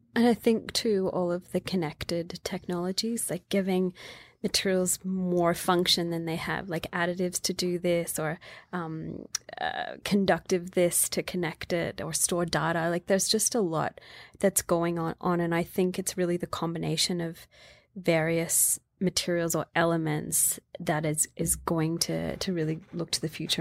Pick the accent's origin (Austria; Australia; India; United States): Australia; Growing up in Australia, it was very much women do sewing